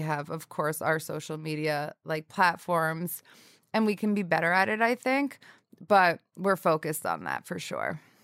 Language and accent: English; northern New Jersey, United States; also born or lived in Syracuse / Hoboken; I grew up in northern New Jersey